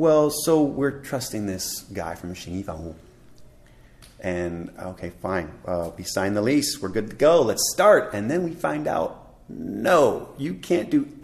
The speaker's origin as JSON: {"language": "English", "country": "United States", "moved": "as an adult", "lives_now": "Taipei, Taiwan", "said": "being American"}